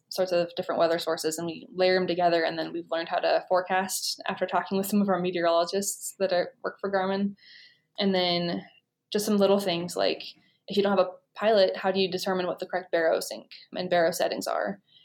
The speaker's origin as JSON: {"language": "English", "region": "Oregon", "country": "United States", "also_born_or_lived": "Idaho", "said": "I'm from Oregon"}